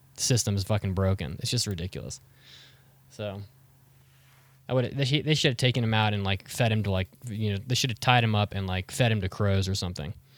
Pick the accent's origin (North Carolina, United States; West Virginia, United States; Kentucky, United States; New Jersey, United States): West Virginia, United States; I grew up in West Virginia